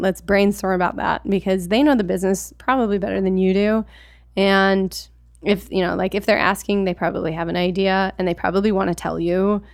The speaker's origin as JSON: {"language": "English", "region": "Alaska", "country": "United States", "tie": "born or raised there", "said": "I grew up in Alaska, and so I, I grew up with skis attached to my feet"}